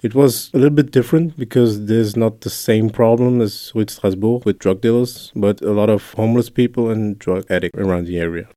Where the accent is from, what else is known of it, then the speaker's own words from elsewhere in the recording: Luxembourg; also born or lived in Brussels; Italian with Congolese origins, born and raised in Luxembourg